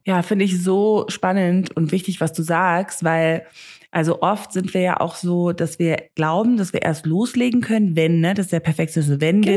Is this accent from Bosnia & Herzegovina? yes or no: no; Namibia; first language German and English; ich bin ja hier in Namibia aufgewachsen